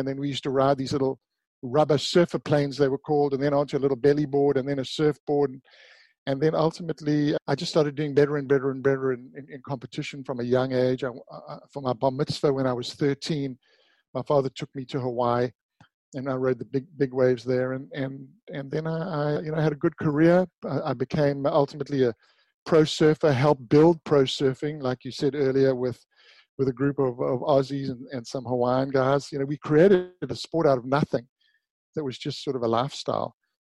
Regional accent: Durban, KwaZulu-Natal, South Africa; I grew up in Durban, South Africa.

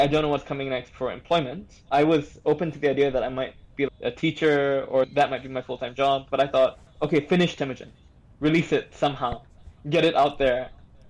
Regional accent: Singapore; as a Singaporean

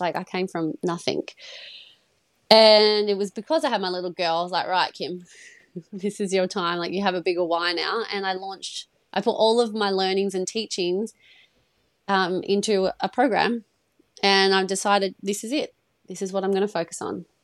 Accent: Perth, Western Australia, Australia; I'm from Perth in Australia. I'm from the west side.

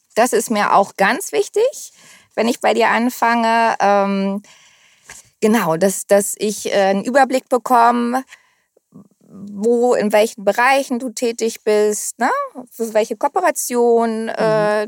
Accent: Hamburg, Germany; also born or lived in Costa de la Luz, Spain; ich bin hier geboren, meine Eltern kommen aus Hamburg, meine Großeltern, also waschecht

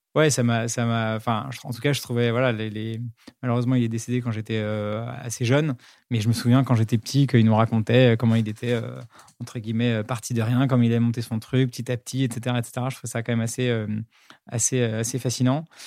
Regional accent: Paris, Île-de-France, France; C'était un, un, collège à Paris qui s'appelle l'École Alsacienne

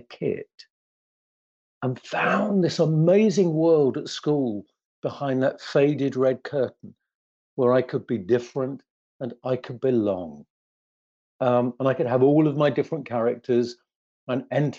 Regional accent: London, United Kingdom; the big, huge council estate where I grew up in the East End of London

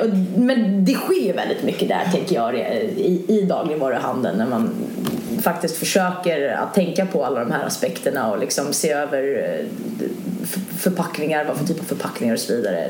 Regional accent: Sweden; also born or lived in London, United Kingdom; man som svensk

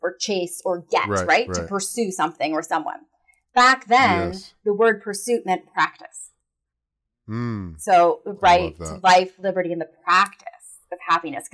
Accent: Canada; I'm Canadian

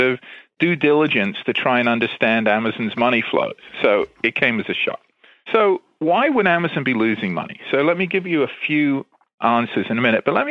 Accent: England, United Kingdom; moved away as an adult; also born or lived in London / Berkeley, California; now in Washington area, United States; I grew up in England, and I went to college in England

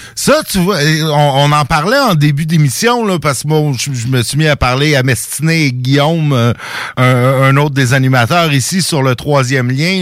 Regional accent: Saint-Jérôme, Quebec, Canada; ma ville natale euh, à Saint-Jérôme dans les Laurentides

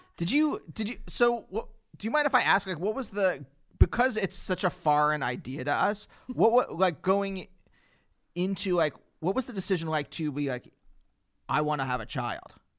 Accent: Pennsylvania, United States; I'm from Pennsylvania

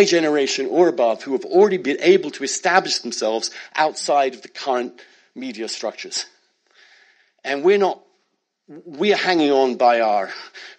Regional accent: United Kingdom; now in United States; I'm British. I'm also American. I grew up in a small town

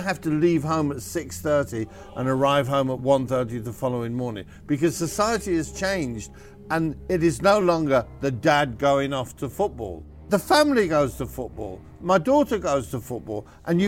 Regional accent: the North, the north of England, United Kingdom; where I grew up in the North, we had 7 or 8 derbies a year

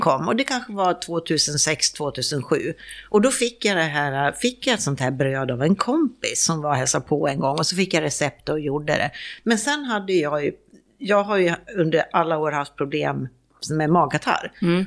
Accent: Sweden; moved away as an adult; min dotter hemma i Sverige

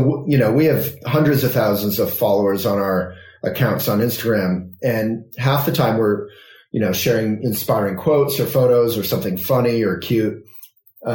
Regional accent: Vermont, United States; born or raised there

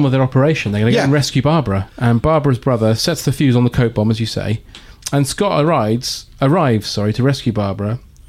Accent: Watford, East of England, United Kingdom; also born or lived in St Albans; Oh, I'm from Watford.

